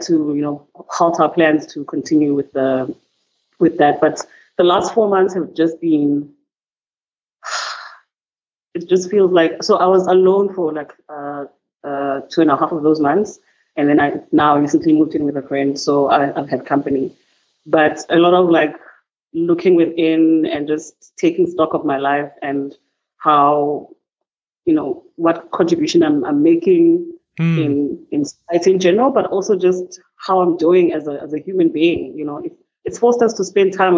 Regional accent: Cape Town, Western Cape, South Africa; also born or lived in Johannesburg; from Cape Town, who was born and bred in Cape Town

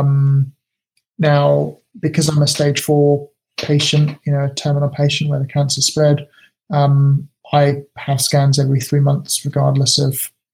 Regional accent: United Kingdom; now in Japan; being British

